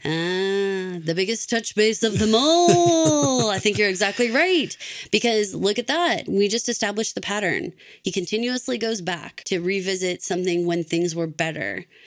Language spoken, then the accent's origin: English; Texas, United States; moved away as an adult; I moved away from Texas for a couple of years